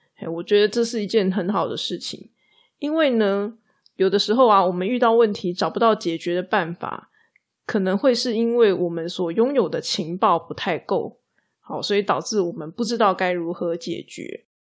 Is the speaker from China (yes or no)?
no; Taiwan; 我们台湾人呢，很容易就会觉得自己不够努力，不够尽心尽力这样子